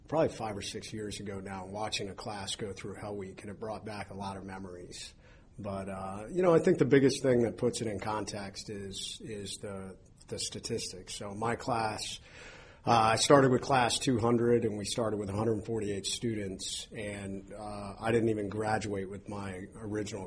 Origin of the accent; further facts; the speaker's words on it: Coshocton, Ohio, United States; I was born in Ohio, a little town kind of southeast of Columbus, Coshocton, Ohio